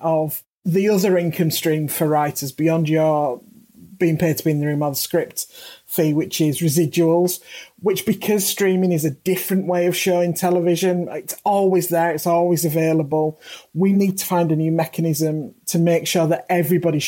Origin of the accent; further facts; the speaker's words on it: United Kingdom; as a British writer working in the British system